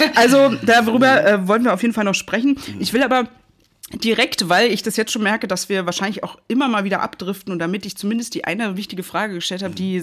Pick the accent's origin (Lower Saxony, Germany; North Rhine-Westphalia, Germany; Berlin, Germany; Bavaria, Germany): Berlin, Germany; ich bin so ein Berliner Kind